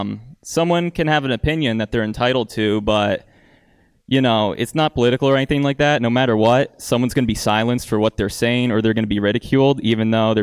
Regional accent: Scranton, Pennsylvania, United States; I'm from Scranton.

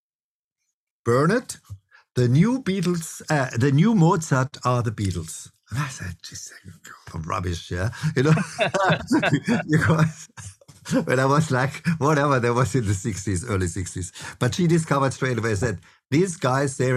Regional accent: Freiburg, Baden-Württemberg, Germany; moved away; I grew up actually in this town where I now came back to, which is called Freiburg

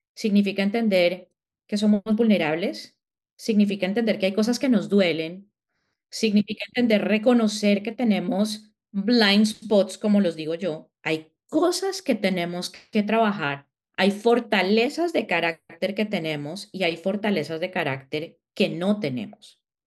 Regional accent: Colombia; moved away as an adult; now in United States; yo creo que en el acento lo sienten, soy colombiana, pero llevo viviendo en Estados Unidos ya casi 17 años, más o menos. Salí de Colombia hace 17 años

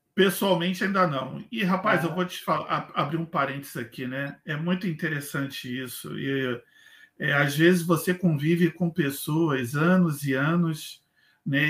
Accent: Rio de Janeiro, Brazil; moved away as an adult; now in Blumenau, Brazil; eu saí do Rio de Janeiro há sete anos, eu moro atualmente em Blumenau, Santa Catarina

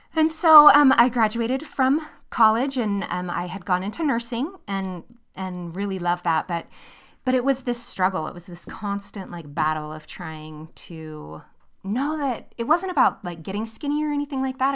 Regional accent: near San Francisco, California, United States; moved away as an adult; now in Utah, United States; We grew up in California, uh, near San Francisco

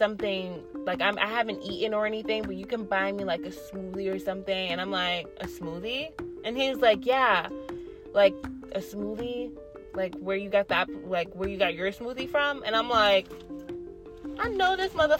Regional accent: Hartford, Connecticut, United States; I actually was born and raised in Hartford

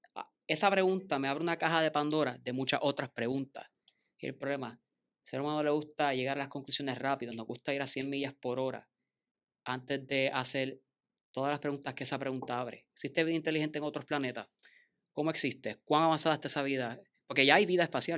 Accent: Bayamón, Puerto Rico; also born or lived in Mayagüez; yo vengo de Bayamón

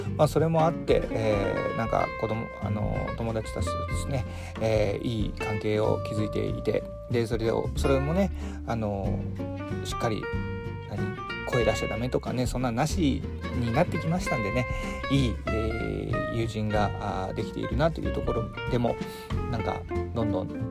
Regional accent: Hiroshima, Japan; now in Fukuoka, Japan; 僕あの出身広島

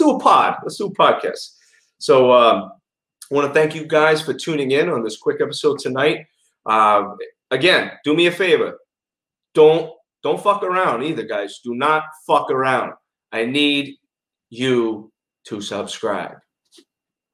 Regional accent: New York City, New York, United States; accent: New York; now in West Palm Beach, United States; I was raised in Bensonhurst, which is a very big Italian neighborhood in Brooklyn.

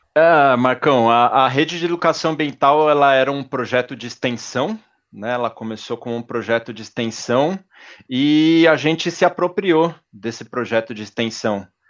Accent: São Paulo, Brazil; Eu cresci na zona sul de São Paulo, ali no, no Jabaquara

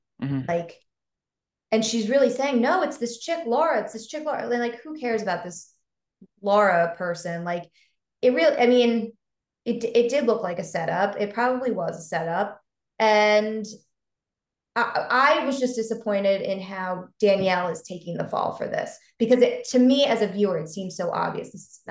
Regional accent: Staten Island, New York, United States; I'm from Staten Island.

